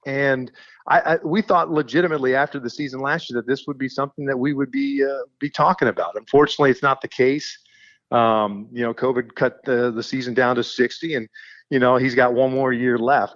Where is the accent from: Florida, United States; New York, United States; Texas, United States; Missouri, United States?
Missouri, United States; Kansas City; I grew up in Kansas City